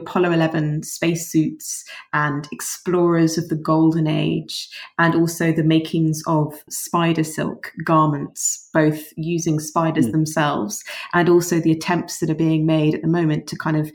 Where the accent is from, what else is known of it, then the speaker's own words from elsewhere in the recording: London, United Kingdom; born and bred in London, and this is where I grew up